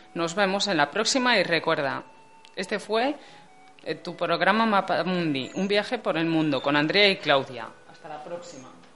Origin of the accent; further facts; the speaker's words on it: Spain; la gente que somos de aquí, de España